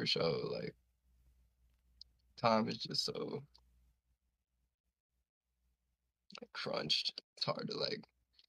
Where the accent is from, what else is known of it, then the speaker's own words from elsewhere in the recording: Brooklyn, New York, United States; I mean, it was cool. Like, I live in no gated community, and I live in like PJs, but I was just like a weird ass little kid.